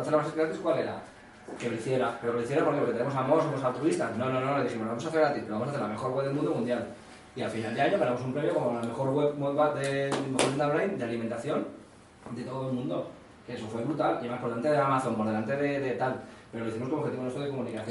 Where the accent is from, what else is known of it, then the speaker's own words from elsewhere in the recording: Mislata, Valencian Community, Spain; yo soy de Mislata